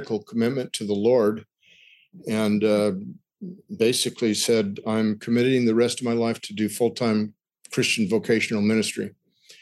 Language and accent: English; Newport Beach, California, United States; I grew up in Southern California, Newport Beach